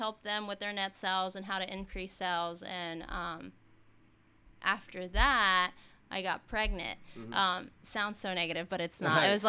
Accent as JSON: {"language": "English", "region": "Texas", "country": "United States"}